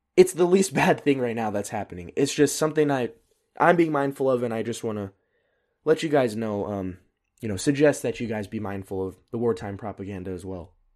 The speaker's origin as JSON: {"language": "English", "country": "United States", "moved": "yes", "lives_now": "Germany", "said": "As an American"}